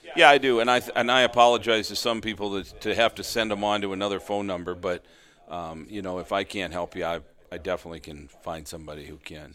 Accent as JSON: {"language": "English", "region": "Midwest", "country": "United States", "said": "I'm a Midwesterner"}